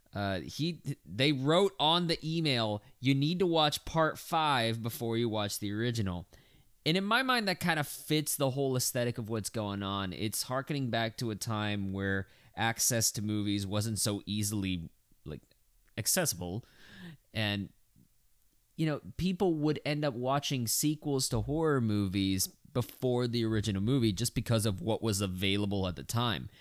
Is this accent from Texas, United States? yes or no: yes; Texas, United States; being a Texan